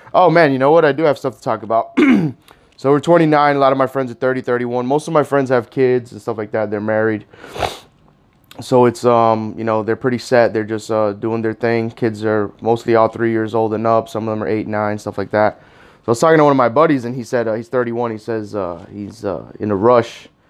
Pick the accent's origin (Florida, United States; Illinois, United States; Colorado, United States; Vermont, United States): Florida, United States; Miami Gardens; I grew up in Miami Gardens, Carroll City